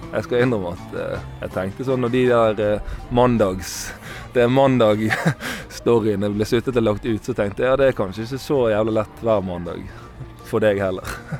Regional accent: Bergen, Vestland, Norway; Jeg er bergenser sjøl

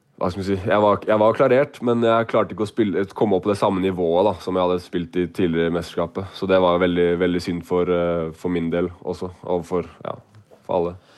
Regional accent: Oslo, Norway; jeg er fra Oslo

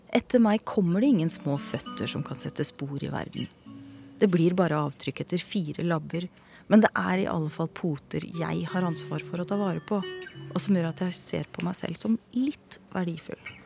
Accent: Hvaler, Østfold, Norway

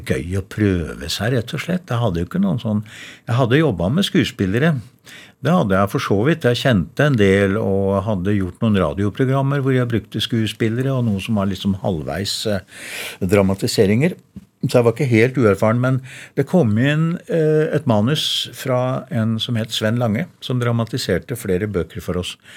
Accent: Verdal, Trøndelag, Norway; accent: Innherred dialect (Trøndelag); moved away; Jeg er jo fra Verdalen da, og snakker kav-Innherredsdialekt

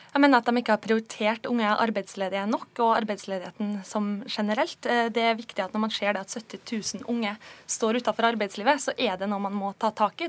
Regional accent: Kristiansund, Møre og Romsdal, Norway; Jeg kommer jo sjøl fra Kristiansund på Nordvestlandet

